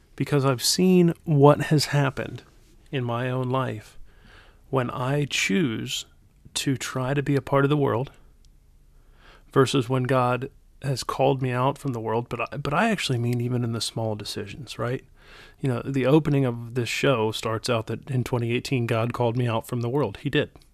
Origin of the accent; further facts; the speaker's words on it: United States; from America